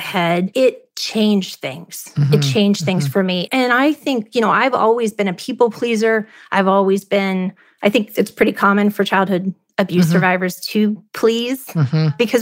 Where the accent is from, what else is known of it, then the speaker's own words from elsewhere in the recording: Ohio, United States; moved away as an adult; also born or lived in Charlotte, North Carolina; I grew up in Ohio.